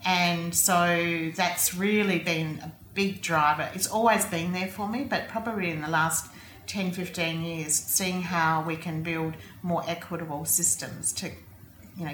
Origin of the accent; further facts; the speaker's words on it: South Australia, Australia; also born or lived in Streaky Bay, South Australia / Papua New Guinea / United Kingdom; I grew up here mostly in South Australia, although I was born in Streaky Bay when my mum and dad were young teachers